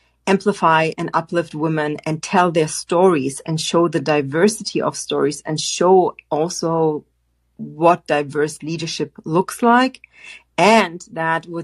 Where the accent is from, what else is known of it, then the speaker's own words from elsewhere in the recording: Frankfurt, Hesse, Germany; moved away; I grew up and studied in Frankfurt, Germany